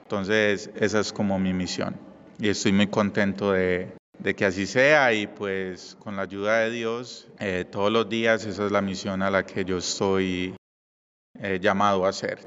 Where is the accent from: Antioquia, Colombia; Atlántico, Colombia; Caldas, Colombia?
Antioquia, Colombia; Medellín; moved away; yo vengo de Colombia, de Medellín.